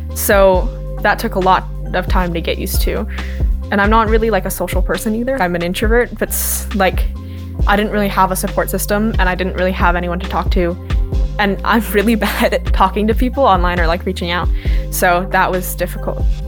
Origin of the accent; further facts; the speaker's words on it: Washougal, Washington, United States; I'm 16 years old and I'm from Washougal, Washington.